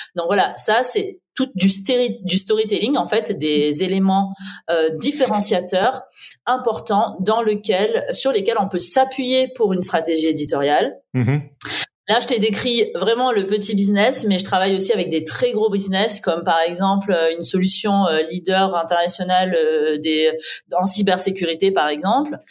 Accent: south-east France, France; moved away; also born or lived in Paris; je viens du sud-est de la France

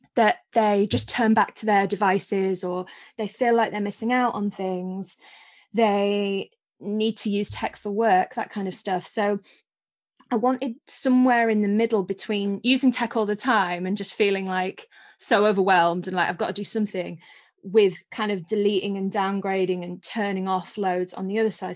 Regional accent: Scarborough, Yorkshire and the Humber, United Kingdom; I'm from Yorkshire and a little town called Scarborough

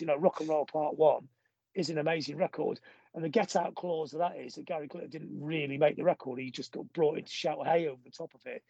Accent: Blackpool, North West England, United Kingdom; now in Manchester, United Kingdom; I've always said I'm from Blackpool.

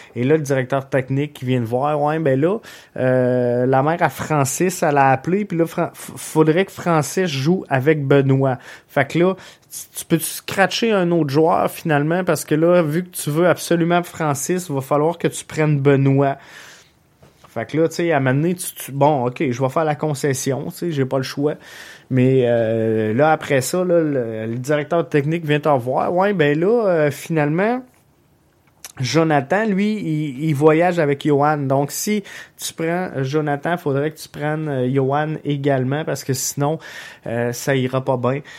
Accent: Quebec, Canada; ici chez nous au Québec

